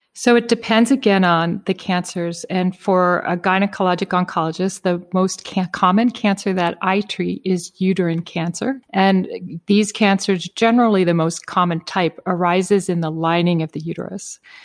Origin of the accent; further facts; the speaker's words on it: Prince Edward Island, Canada; I grew up in Prince Edward Island, Canada, uh, which is a pretty small rural area.